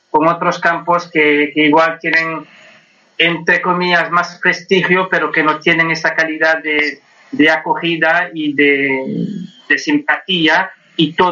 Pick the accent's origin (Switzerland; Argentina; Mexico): Switzerland; Gallego, gallego. Nacido y criado en Suiza, pero con mucho orgullo de La Coruña.